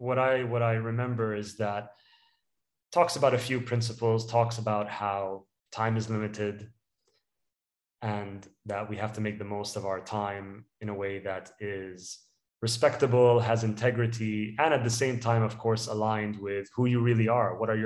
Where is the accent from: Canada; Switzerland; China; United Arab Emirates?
United Arab Emirates; Dubai; also born or lived in United Kingdom; So I was born in the UK and I was raised in Dubai. I'm ethnically Palestinian, and Dubai is home for me.